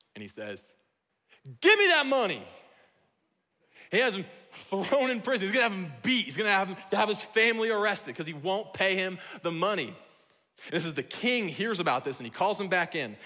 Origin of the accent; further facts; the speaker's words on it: Iowa, United States; now in Washington, United States; I'm from Iowa, where what we have for swimming are called ponds